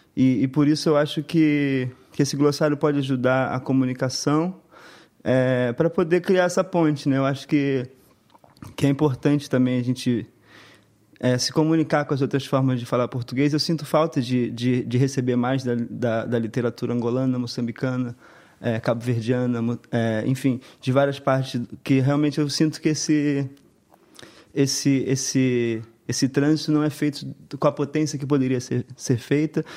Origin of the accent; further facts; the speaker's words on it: Brazil; do nosso Estado, do nosso país